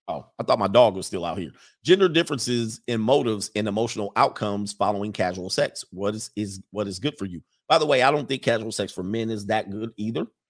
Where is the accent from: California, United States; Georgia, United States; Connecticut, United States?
California, United States; Los Angeles; moved away; I grew up in the San Fernando Valley, most of my late teens into my early twenties